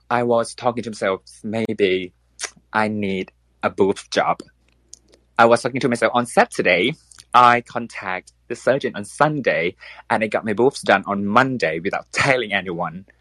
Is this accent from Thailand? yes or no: yes; Thailand; English is a second language; I am from Thailand. So bear with me because uh, English is not my first language